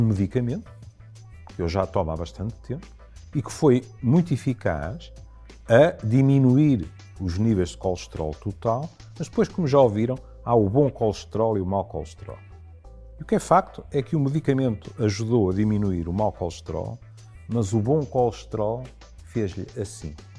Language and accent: Portuguese; Porto, Norte, Portugal; como tripeiro